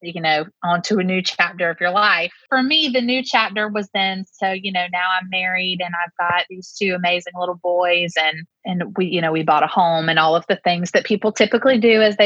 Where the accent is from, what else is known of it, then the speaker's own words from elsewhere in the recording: Lexington, South Carolina, United States; I grew up in Lexington, South Carolina